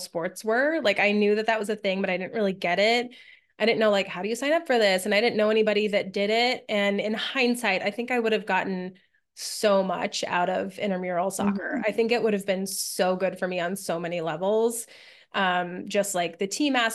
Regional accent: New Mexico, United States; moved away as an adult; also born or lived in Pennsylvania; I didn't grow up in Pennsylvania. I grew up in New Mexico.

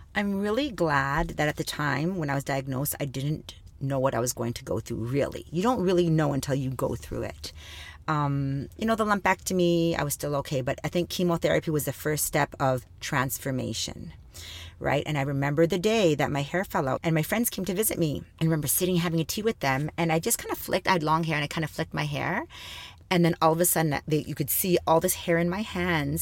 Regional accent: Thunder Bay, Ontario, Canada; I was born and raised in Thunder Bay, Ontario

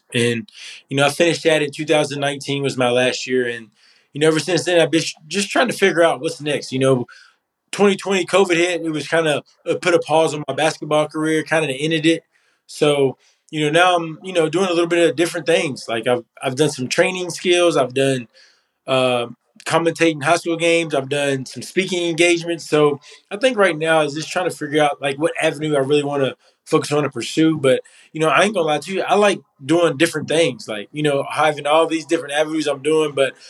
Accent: Maysville, Kentucky, United States; moved away as an adult; also born or lived in Knoxville, Tennessee; I grew up in Maysville, Kentucky, small town, playing basketball.

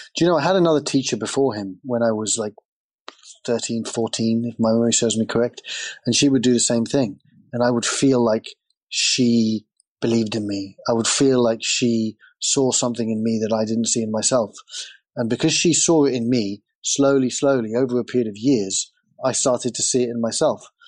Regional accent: England, United Kingdom; And I grew up in England, and England is a very big soccer country.

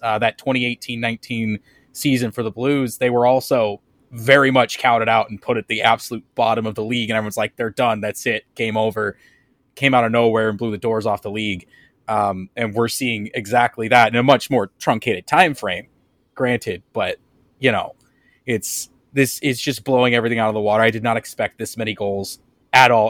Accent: St. Louis, Missouri, United States; also born or lived in Kansas City; in true St. Louis kid style, I grew up playing soccer all through grade school because that's just the sport that every kid plays growing up in St. Louis.

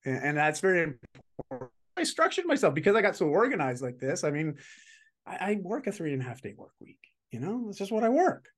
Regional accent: Canada; I'm just Canadian

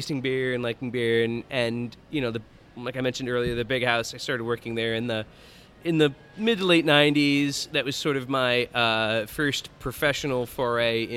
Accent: Albany, New York, United States; also born or lived in Chicago, Illinois; I've lived in Albany really since I was in like middle school. Went to Bethlehem Central High School

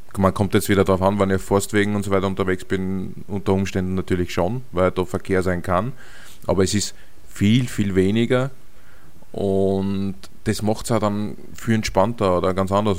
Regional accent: Austria; als Europäer, also als Österreicher

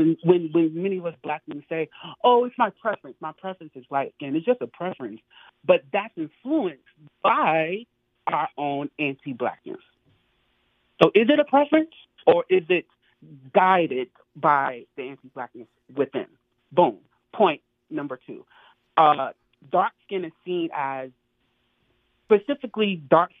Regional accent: North Carolina, United States; moved away as an adult; now in New York, United States; I'm from North Carolina, but I've been living in New York for the past 10 years or so.

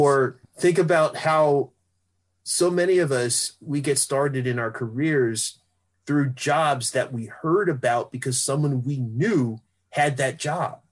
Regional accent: Philadelphia, Pennsylvania, United States; I grew up in West Philly and I would go to North Philly sometimes because my father was from there

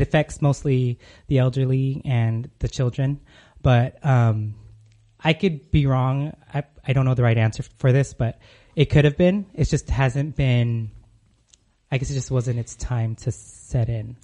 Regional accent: California, United States; moved away as an adult; now in Arizona, United States; I'm originally from California, moved to Arizona a couple years back.

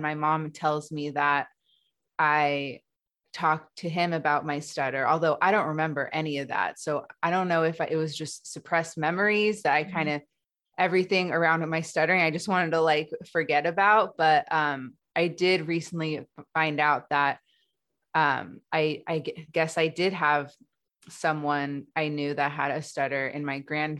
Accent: Los Angeles, California, United States; I grew up in Los Angeles.

